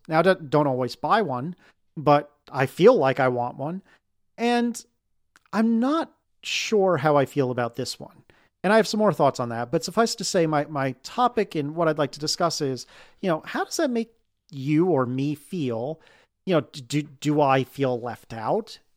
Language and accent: English; United States; as an American